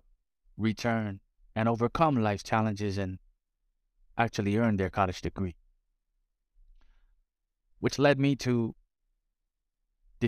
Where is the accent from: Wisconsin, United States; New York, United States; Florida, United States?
Florida, United States; South; Growing up in South Florida, Spanish was a premium